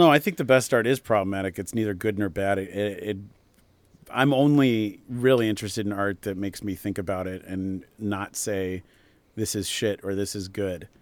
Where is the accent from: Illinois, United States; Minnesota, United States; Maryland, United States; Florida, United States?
Minnesota, United States; the town I grew up in Minnesota